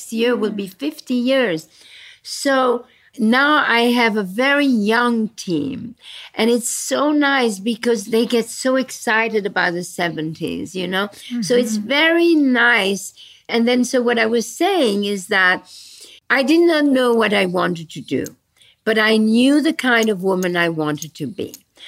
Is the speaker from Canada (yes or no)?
no; Belgium; born there; So since you talk about Brussels, I was born in Belgium after the war.